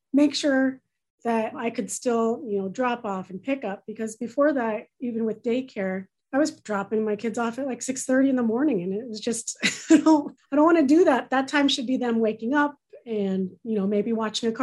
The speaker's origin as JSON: {"language": "English", "region": "California", "country": "United States", "moved": "as an adult", "lives_now": "Michigan, United States", "said": "I'm not from Michigan. I'm actually originally from California"}